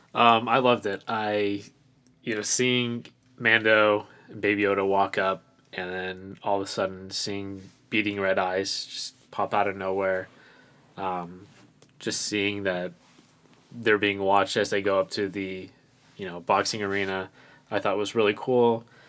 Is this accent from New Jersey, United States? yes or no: no; Phoenix, Arizona, United States; I'm from Phoenix, Arizona.